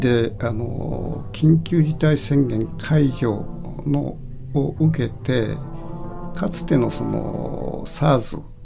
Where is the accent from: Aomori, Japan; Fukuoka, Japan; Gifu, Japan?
Fukuoka, Japan; Kitakyushu; moved away; 北九州市の僕の出身地